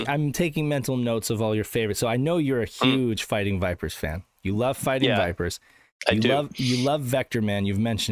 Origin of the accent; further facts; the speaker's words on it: Reno, Nevada, United States; growing up in Reno, Nevada